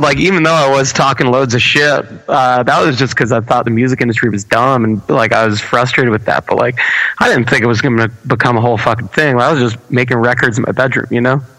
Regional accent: Baldwin, New York, United States; I'm born and raised in Baldwin, New York.

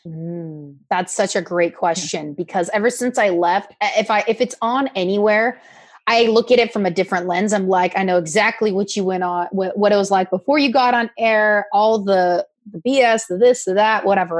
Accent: Oregon, United States; moved away as an adult; also born or lived in Newport Beach, California / Eastern Washington; now in Orange County, United States; I was born in Newport Beach um, lived in, grew up in Oregon, uh, did news in Oregon and in Eastern Washington.

